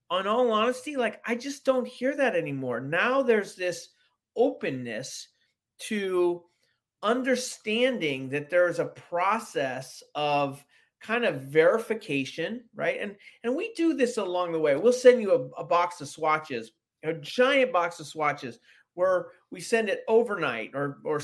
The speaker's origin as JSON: {"language": "English", "town": "San Francisco", "region": "California", "country": "United States", "tie": "born or raised there", "said": "I grew up in San Francisco"}